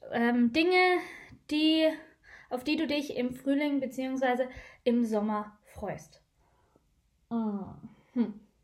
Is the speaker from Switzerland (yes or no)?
yes; Switzerland; Bei uns in der Schweiz